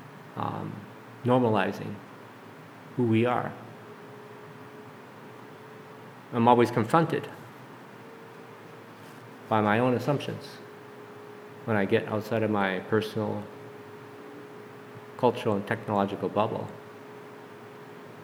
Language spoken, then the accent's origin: English; Duluth, Minnesota, United States; I was born and raised in Duluth, Minnesota. I'm a native Minnesotan.